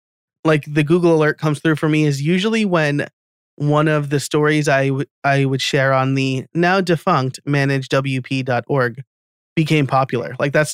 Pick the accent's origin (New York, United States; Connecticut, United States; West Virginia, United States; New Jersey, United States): New York, United States; accent: New York; I try to keep my New York accent on a low burn.